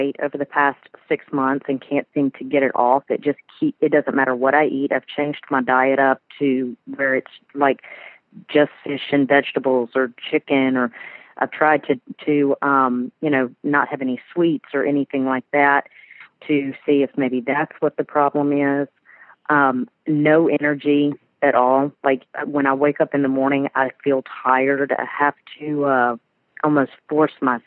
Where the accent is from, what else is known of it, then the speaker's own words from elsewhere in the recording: Shreveport, Louisiana, United States; now in Hoover, United States; Originally from Louisiana